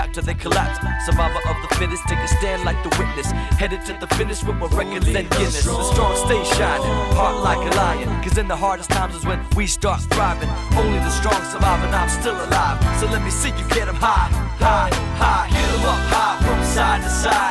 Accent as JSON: {"language": "English", "town": "Fresno", "region": "California", "country": "United States", "said": "being from Fresno"}